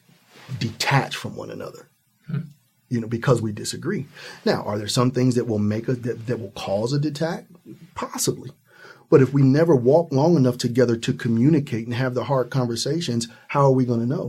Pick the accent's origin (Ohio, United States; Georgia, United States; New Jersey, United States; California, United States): Ohio, United States; I'm from Ohio, right at the Midwest